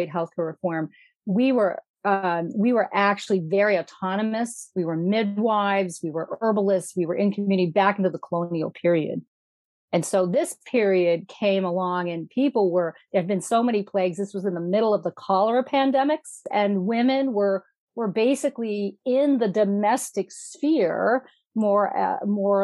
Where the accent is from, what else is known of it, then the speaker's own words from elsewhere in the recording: Massachusetts, United States; I grew up in Massachusetts.